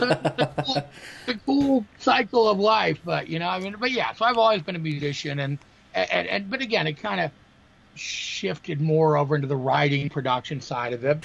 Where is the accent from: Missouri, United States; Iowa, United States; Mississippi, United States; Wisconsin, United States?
Wisconsin, United States; Green Bay; I'm from Green Bay, Wisconsin, and the, uh, the the paper here is called the Green Bay Press Gazette.